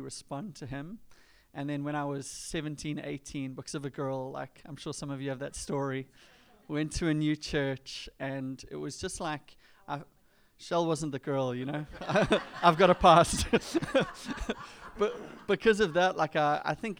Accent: Durban, KwaZulu-Natal, South Africa; moved away as an adult; I'm kind of born and bred in Durban, have lived there my entire life on the east coast of South Africa.

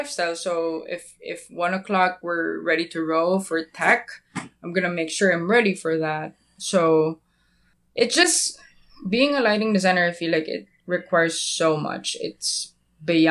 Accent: Philippines; I'm from the Philippines.

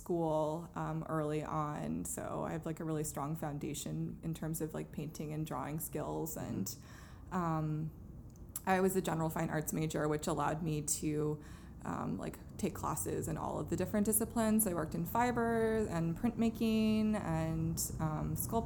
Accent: Gaithersburg, Maryland, United States; moved away as an adult; also born or lived in Baltimore, Maryland / Sunset Park, Brooklyn; now in Brooklyn, United States; I grew up in Maryland, in a very suburban neighborhood. It was the Gaithersburg, Germantown area

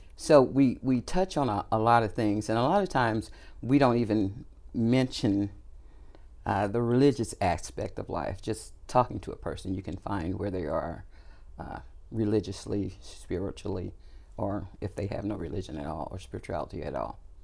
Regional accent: Kansas City, Missouri, United States; also born or lived in Texas; I was born in Texas, but I lived most of my life here in Kansas City. Grew up here right in the urban community.

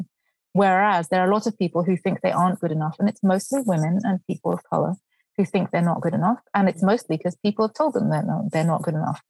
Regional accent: Brighton, South East England, United Kingdom; moved away; I grew up in Brighton in England

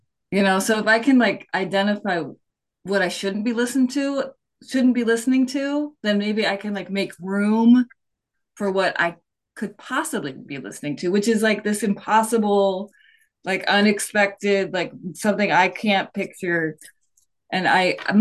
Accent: San Diego, California, United States; now in Portland, United States; I am from San Diego, born and raised in San Diego. I moved to Portland in 1999 with a band

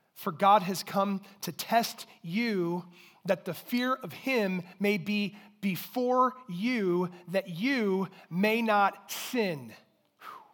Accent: Durand, Michigan, United States; I grew up in Durand, and I won't let anyone hold it against me, but that's where I grew up

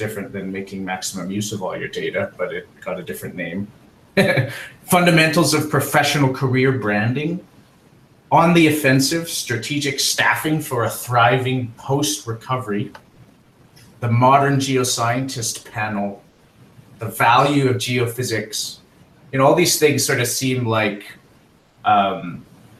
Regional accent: Calgary, Alberta, Canada; now in Halifax, Canada; Calgary is my hometown

